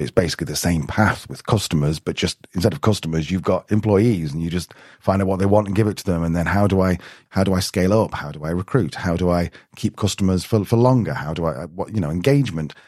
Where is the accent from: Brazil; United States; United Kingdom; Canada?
United Kingdom; I'm being very British